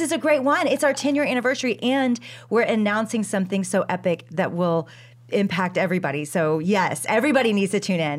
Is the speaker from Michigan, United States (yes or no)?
no; Dallas, Texas, United States; I am from Dallas, Texas